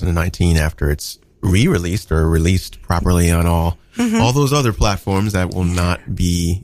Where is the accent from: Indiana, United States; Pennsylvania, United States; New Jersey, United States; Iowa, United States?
New Jersey, United States; Voorhees; moved away; also born or lived in Chicago; I was born in Chicago, and I grew up in South Jersey.